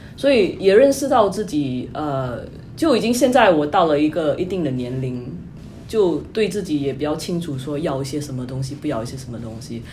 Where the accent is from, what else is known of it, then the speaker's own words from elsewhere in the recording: Singapore; moved away as an adult; also born or lived in New York, United States; now in United States; 我是新加坡人，就，呃，在二零一一年就来到美国